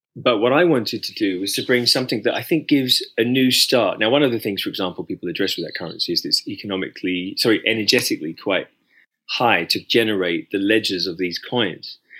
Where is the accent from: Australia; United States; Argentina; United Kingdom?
United Kingdom; as a British man